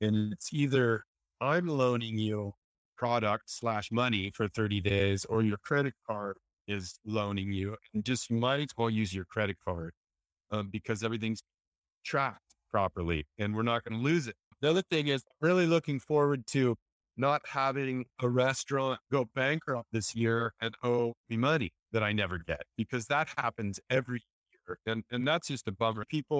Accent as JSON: {"language": "English", "town": "Santa Cruz", "region": "California", "country": "United States", "tie": "born or raised there", "also_born_or_lived": "San Diego", "said": "I grew up in Santa Cruz. I was a little surf rat, surf jock, maybe. I moved to Southern California"}